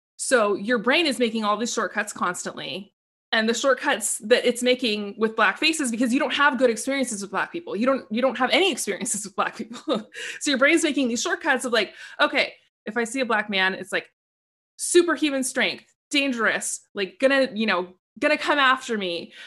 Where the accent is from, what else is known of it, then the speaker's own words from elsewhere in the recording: Portland, Oregon, United States; I grew up in Portland, Oregon.